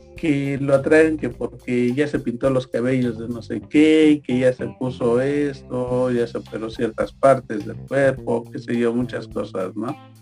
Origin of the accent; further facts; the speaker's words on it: Mexico; nosotros como mexicanos